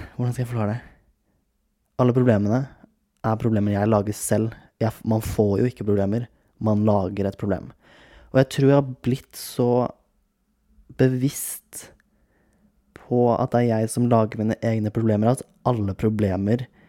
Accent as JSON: {"language": "Norwegian", "town": "Kragerø", "region": "Telemark", "country": "Norway", "moved": "yes", "lives_now": "Oslo, Norway", "said": "Jeg har vært hjemme i Kragerø, nå er jeg i leiligheten min i Oslo igjen"}